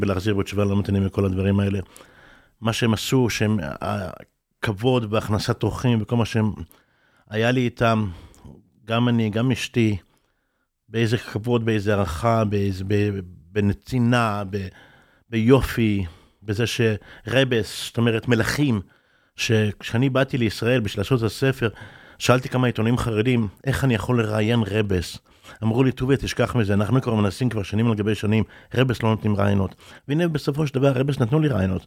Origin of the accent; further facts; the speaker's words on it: Bnei Brak, Tel Aviv District, Israel; also born or lived in Mea Shearim, Jerusalem / New York; כשאני גרתי כילד, גרתי ברחוב רשב"א. רחוב רשב"א בבני ברק